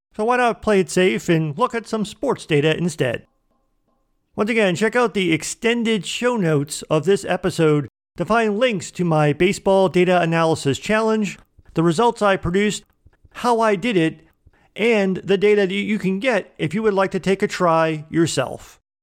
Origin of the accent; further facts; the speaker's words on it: Boston, Massachusetts, United States; I was born in Boston, Massachusetts, and raised as a fan of the Boston Red Sox